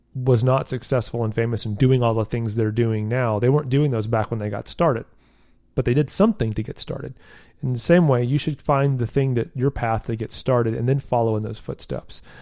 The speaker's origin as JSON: {"language": "English", "region": "the South", "country": "United States", "said": "I'm from the South, so don't get too big for your britches, as they say down here"}